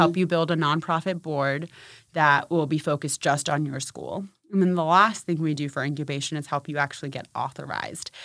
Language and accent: English; Maryland, United States; born or raised there; also born or lived in Punjab, India